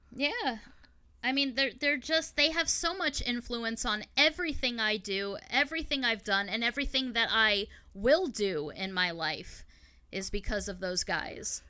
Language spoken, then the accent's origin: English; Long Island, New York, United States; I grew up out on Long Island, New York